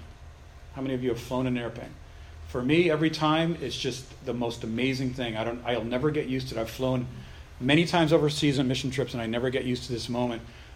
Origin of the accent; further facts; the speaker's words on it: Boston, Massachusetts, United States; also born or lived in Baltimore; now in Texas, United States; I'm originally from Boston